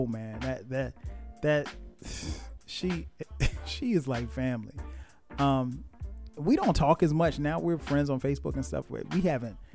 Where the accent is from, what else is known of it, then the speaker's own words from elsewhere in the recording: Florence, South Carolina, United States; I'm from Florence, South Carolina